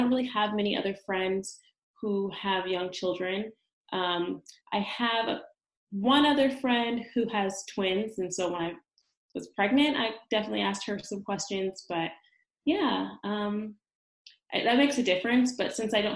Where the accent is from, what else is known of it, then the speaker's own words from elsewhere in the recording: California, United States; moved away as an adult; now in Brooklyn, United States; I'm in California. I came to New York for graduate school back in 2012